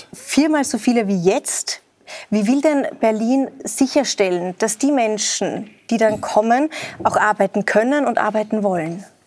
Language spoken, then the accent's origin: German; Austria; Bei uns in Österreich